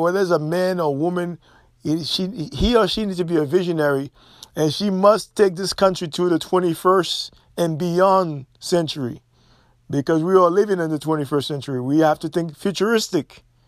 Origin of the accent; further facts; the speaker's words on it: Haiti; moved away; Growing up in Haiti, I was oblivious